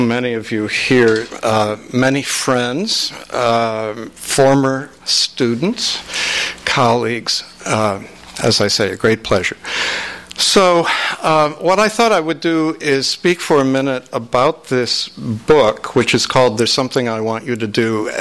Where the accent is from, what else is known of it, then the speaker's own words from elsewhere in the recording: Minneapolis, Minnesota, United States; my hometown of Minneapolis